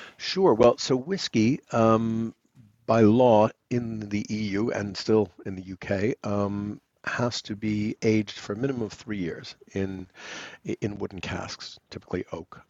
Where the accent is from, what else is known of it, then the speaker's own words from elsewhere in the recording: New York City, New York, United States; also born or lived in London, United Kingdom; now in Cotswolds, United Kingdom; on the upper east side of Manhattan. Real New Yorkers, as we used to call ourselves